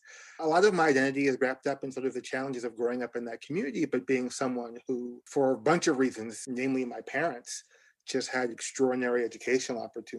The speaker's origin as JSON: {"language": "English", "town": "New York City", "region": "New York", "country": "United States", "tie": "born or raised there", "said": "my identity is very much wrapped up in being a New Yorker. I was born and raised in East New York, Brooklyn, East New York, Brownsville, on Linden Boulevard, across from Gershwin Junior High and near the Linden and Boulevard houses."}